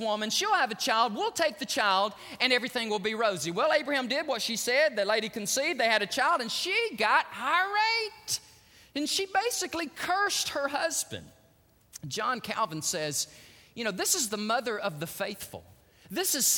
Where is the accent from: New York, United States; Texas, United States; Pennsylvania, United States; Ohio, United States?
Texas, United States